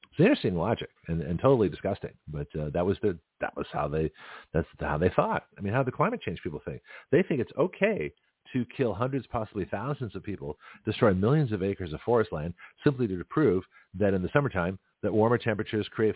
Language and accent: English; Toronto, Ontario, Canada; now in Milton, United States; Toronto, my hometown